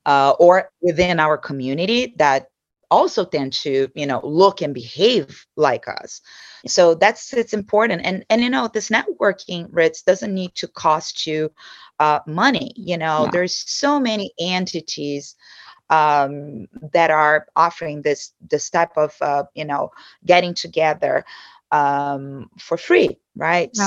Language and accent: English; Brazil; English is a second language; moved away as an adult; also born or lived in São Paulo, Brazil / Dallas, United States / New York, United States; now in United States; I was born and raised in Brazil